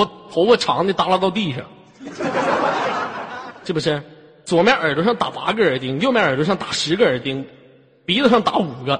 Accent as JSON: {"language": "Chinese", "country": "China", "said": "咱们都是中国人，咱们不是在西方，现在是东方，好吗？"}